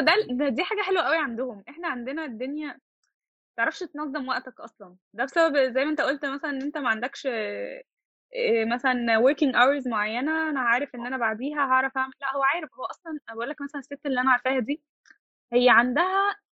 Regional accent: Egypt; also born or lived in York, England; احنا عندنا في مصر

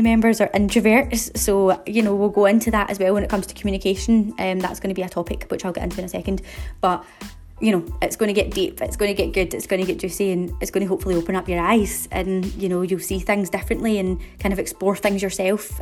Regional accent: Glasgow, Scotland, United Kingdom; in case you haven't been able to tell from my accent, I'm from Glasgow

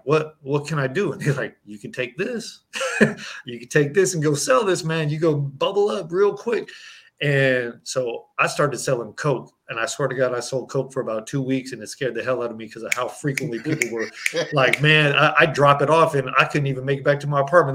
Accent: Berkeley, California, United States; growing up in Berkeley, California

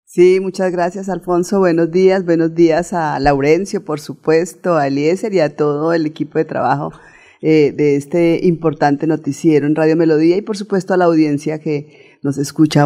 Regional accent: Puente Nacional, Santander, Colombia; soy santandereana, santandereana de pura cepa, nacida en Puente Nacional en la provincia de Vélez

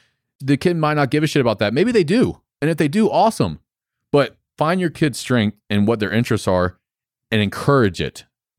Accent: Florida, United States; There's no way that I would have thought that I would have a gym in North Carolina. I'm not even from North Carolina. I'm from Florida.

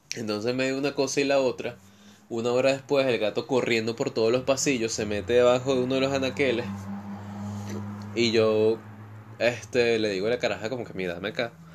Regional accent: Venezuela; now in Argentina; soy de Venezuela, cómo llegué a Argentina

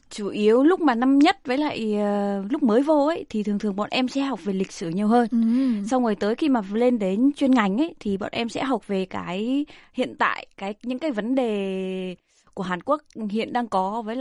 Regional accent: Central Vietnam, Vietnam; also born or lived in Ho Chi Minh City; tại vì em là người miền Trung à.

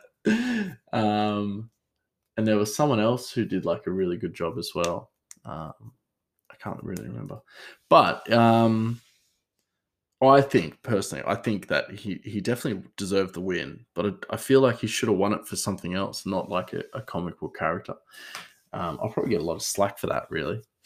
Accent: Australia; I'm Australian

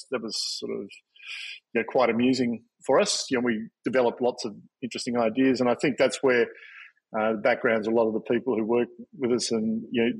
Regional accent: Victoria, Australia; moved away as an adult; also born or lived in Tasmania / Sydney; I grew up in Victoria and then went to Tasmania to art school

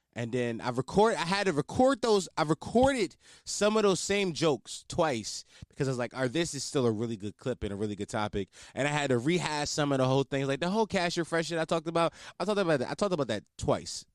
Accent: Philadelphia, Pennsylvania, United States; I'm not from New York, I'm from Philly.

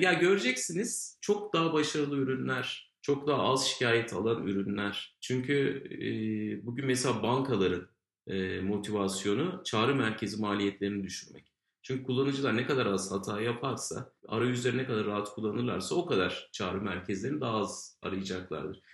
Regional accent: Ankara, Turkey

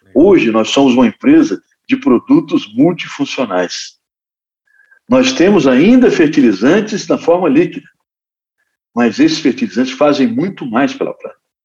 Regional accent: Espírito Santo, Brazil; lá no Espírito Santo, lá na, na minha terra

